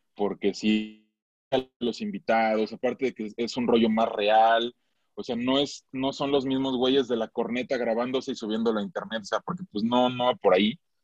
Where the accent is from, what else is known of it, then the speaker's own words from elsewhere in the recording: Michoacán, Mexico; yo soy de Michoacán